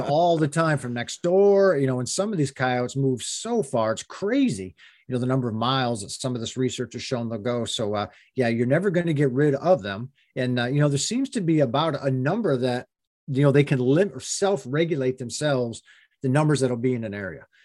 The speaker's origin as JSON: {"language": "English", "region": "Pennsylvania", "country": "United States", "tie": "born or raised there", "said": "when I was a kid growing up in Pennsylvania"}